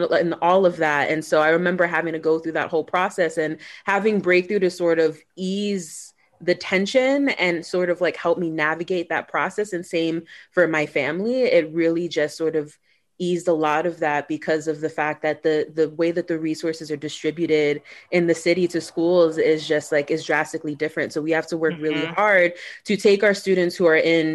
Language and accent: English; New York City, New York, United States; born and raised in New York in Brooklyn